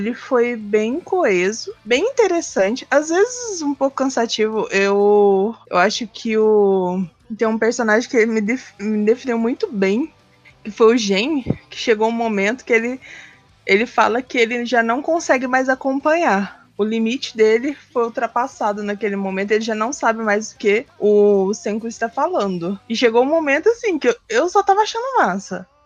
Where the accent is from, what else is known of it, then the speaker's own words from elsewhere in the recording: Brazil; a gente é brasileiro.